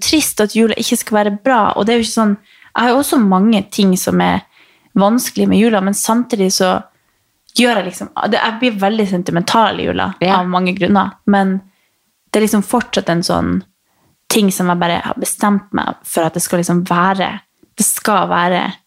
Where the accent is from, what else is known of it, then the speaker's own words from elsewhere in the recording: Northern Norway, Norway; jeg er nordlending